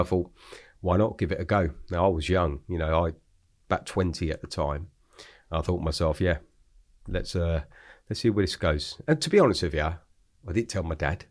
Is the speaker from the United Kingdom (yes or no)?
yes; London, United Kingdom; I grew up in Hackney, so Hackney, East London.